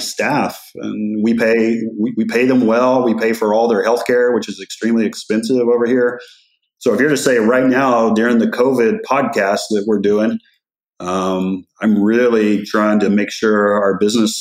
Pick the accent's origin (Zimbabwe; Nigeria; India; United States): United States; West Texas; I grew up in West Texas